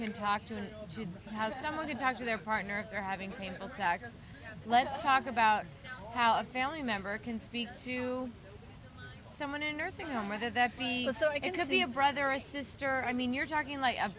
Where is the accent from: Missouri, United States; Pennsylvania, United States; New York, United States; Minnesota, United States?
New York, United States; I'm from New York